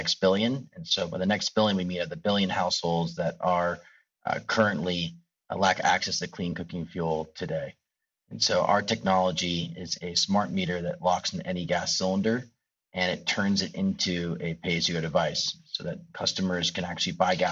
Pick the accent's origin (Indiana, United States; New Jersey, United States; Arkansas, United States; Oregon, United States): Oregon, United States; Bend; moved away as an adult; now in Kenya; Originally I'm an Oregon boy. I grew up in Bend